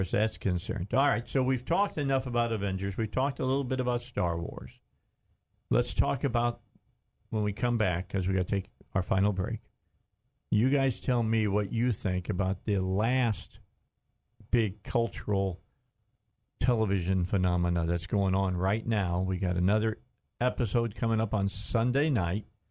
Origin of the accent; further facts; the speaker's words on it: Gary, Indiana, United States; We're both from Indiana. He's from Lafayette. I'm from Gary.